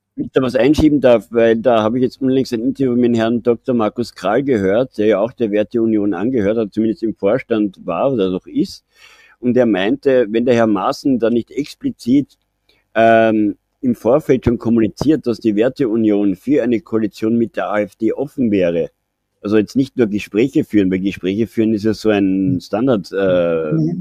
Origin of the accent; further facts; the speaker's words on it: Austria; bei uns in Österreich